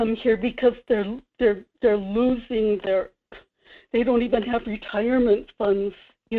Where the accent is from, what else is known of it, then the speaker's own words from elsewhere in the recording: Kodiak, Alaska, United States; Michael, this is … in Kodiak. I'm from Kodiak to Glowat.